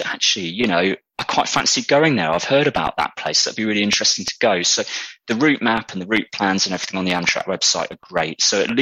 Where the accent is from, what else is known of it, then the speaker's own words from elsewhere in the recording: United Kingdom; accent: British; my British accent